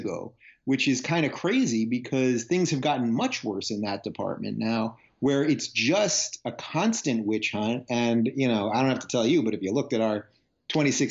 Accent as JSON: {"language": "English", "area": "Long Island", "region": "New York", "country": "United States", "tie": "born or raised there", "also_born_or_lived": "Brooklyn, New York / Manhattan, New York", "moved": "as an adult", "lives_now": "Los Angeles, United States", "said": "I was born in Brooklyn, grew up in Long Island, New York, lived in Manhattan most of my life"}